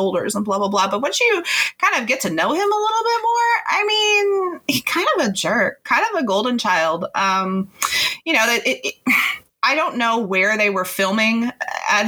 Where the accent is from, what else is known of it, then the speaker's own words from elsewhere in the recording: Houston, Texas, United States; I'm from Texas and football. I'm from Houston and a suburb of Houston where football culture is king.